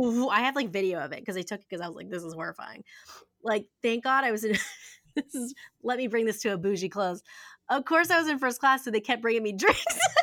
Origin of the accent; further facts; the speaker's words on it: Ohio, United States; I grew up in Ohio